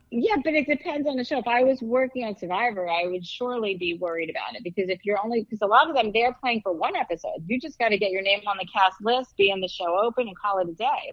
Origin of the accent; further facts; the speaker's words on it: East Coast, United States; I'm from the East Coast